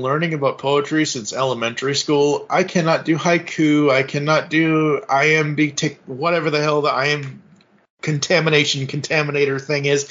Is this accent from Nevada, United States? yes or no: no; Kingston, Massachusetts, United States; moved away; I'm originally from Kingston, Massachusetts, which is an hour and a half south of Boston